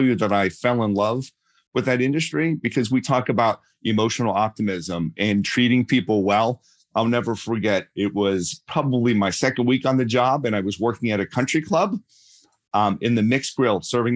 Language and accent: English; Pittsburgh, Pennsylvania, United States; accent: Pittsburgh; I grew up in Pittsburgh